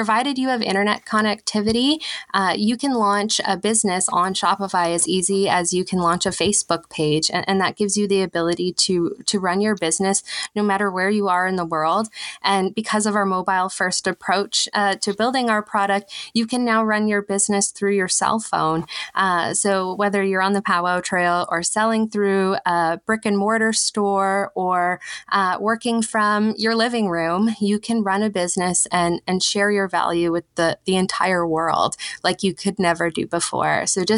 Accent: Manitoba, Canada; now in Ottawa, Canada; I hail from Treaty 5 territory in Manitoba, where my family is from.

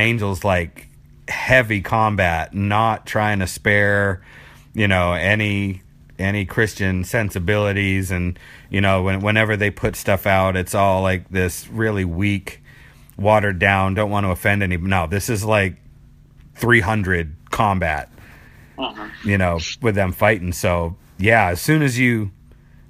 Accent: Boston, Massachusetts, United States; moved away; I'm from Boston originally

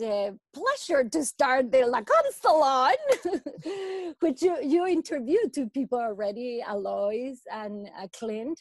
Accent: Mexico; moved away as an adult; now in Vancouver, Canada; I come from Mexico. I have been in Vancouver, Canada for about 20 years.

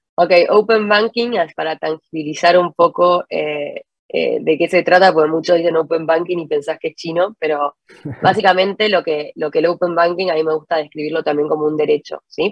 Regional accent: Argentina; moved away as an adult; now in Santiago, Chile; yo soy de argentina, estoy viviendo en, en Santiago hace ocho años ya.

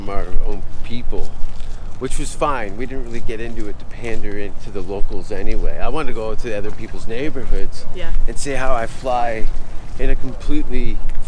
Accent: Hamilton, Ontario, Canada; moved away as an adult; now in United States; I grew up in an Italian neighborhood in just outside of my hometown of Hamilton for a few years

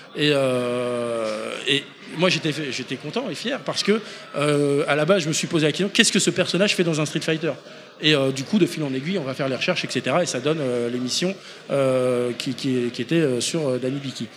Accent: Poitiers, Nouvelle-Aquitaine, France; nous on vient du Poitou, de Poitiers

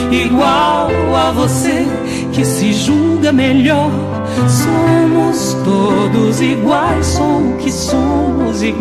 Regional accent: Lago da Pedra, Maranhão, Brazil; also born or lived in São Luís / São Paulo / Rio de Janeiro; now in Paris, France; eu vim de Lago da Pedra, de, de Lago da Pedra eu vim para São Luís, de São Luís eu fui morar em São Paulo, fui estudar música, depois de São Paulo fui para o Rio

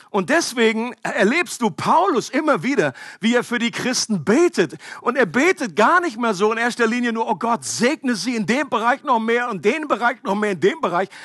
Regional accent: Germany; Für mich als Deutscher

